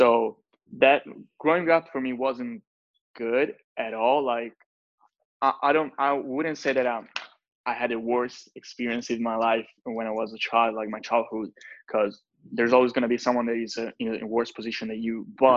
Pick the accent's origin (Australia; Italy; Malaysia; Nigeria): Italy; English is a second language; I'm from Italy